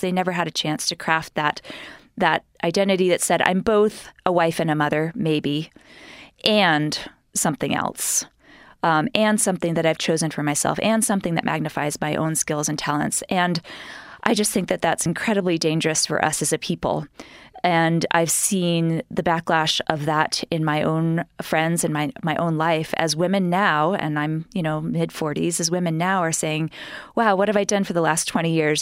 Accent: New York City, New York, United States; moved away as an adult; now in Utah, United States; growing up in New York, going to my, my all girls school

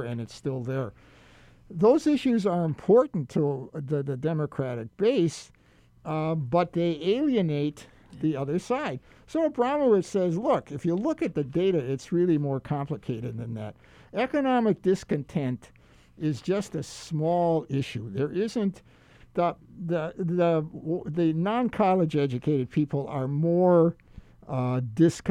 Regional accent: Milwaukee, Wisconsin, United States; now in Hawaii, United States; I grew up in Milwaukee

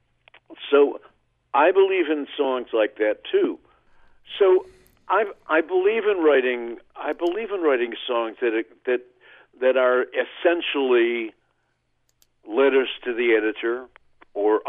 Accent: Oklahoma, United States; my hometown in Oklahoma

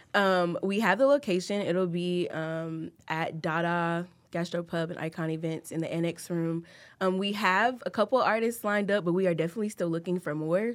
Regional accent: Tennessee, United States; moved away as an adult; now in Sioux Falls, United States; I'm actually from Tennessee. I've only lived here for a little less than two years

